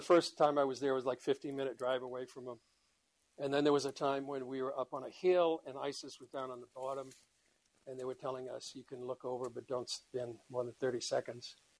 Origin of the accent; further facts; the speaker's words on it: Boston, Massachusetts, United States; moved away as an adult; also born or lived in Ireland (ancestry); now in Israel; I'm from Boston